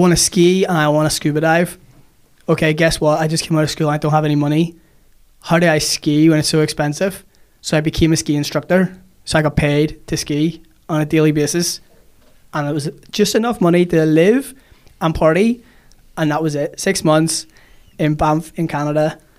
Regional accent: Monterey, California, United States; Monterey is where I'm born and bred.

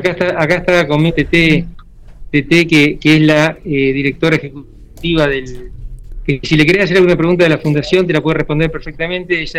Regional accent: Argentina; now in Ghana; Y somos cinco personas de Argentina que vinimos a, a esto a través de una fundación que está en Barcelona

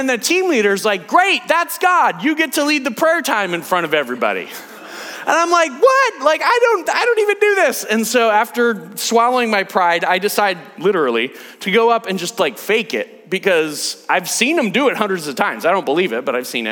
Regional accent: United States; I'm American

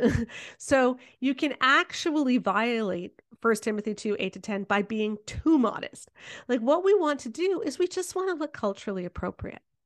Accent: Canada; I'm Canadian

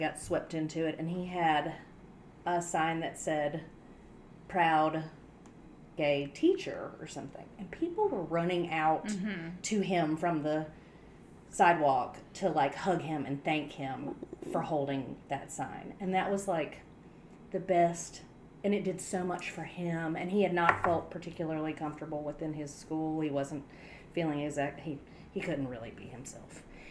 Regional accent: Spartanburg, South Carolina, United States; now in Knoxville, United States; I'm from Spartanburg, South Carolina

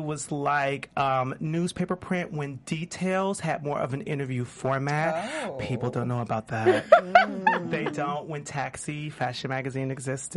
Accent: Chicago, Illinois, United States; moved away as an adult; also born or lived in New York; now in Los Angeles, United States; I'm a Chicago native

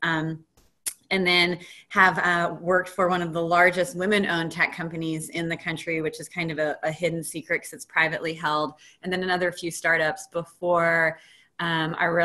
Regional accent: Atlanta, Georgia, United States; moved away as an adult; now in Portland, United States; I grew up in Atlanta, Georgia, and worked in tech startups for my career.

